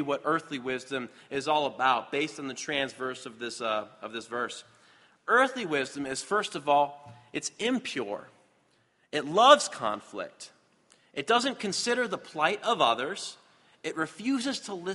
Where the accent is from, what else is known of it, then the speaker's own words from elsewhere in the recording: Michigan, United States; I'm from Michigan